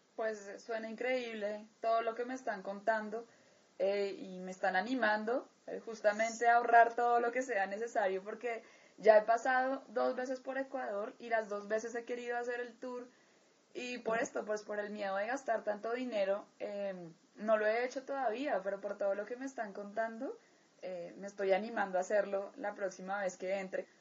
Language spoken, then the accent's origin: Spanish; Colombia; Colombia, mi país natal